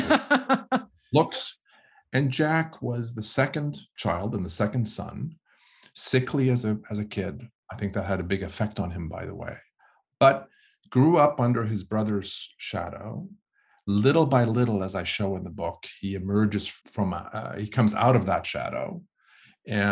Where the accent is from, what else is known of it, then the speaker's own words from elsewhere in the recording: Sweden; moved away; I'm originally from Sweden